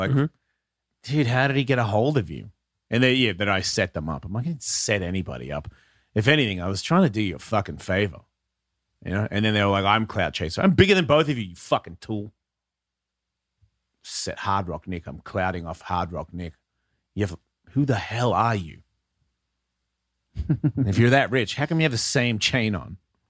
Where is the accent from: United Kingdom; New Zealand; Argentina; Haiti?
Haiti; You know what? I grew up in Haiti. You don't want to fuck with me.